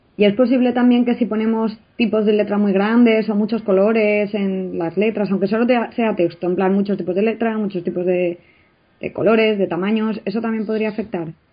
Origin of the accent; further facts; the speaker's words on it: Spain; como buenos españoles nos encanta